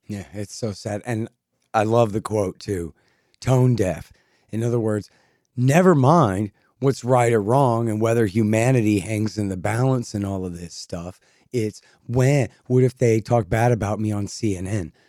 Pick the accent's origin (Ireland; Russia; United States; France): United States; Texas; I'm a Texan